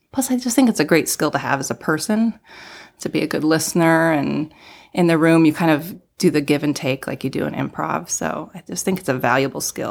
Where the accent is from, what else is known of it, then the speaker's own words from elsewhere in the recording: Denver, Colorado, United States; moved away as an adult; also born or lived in Seattle; now in Los Angeles, United States; I grew up in Denver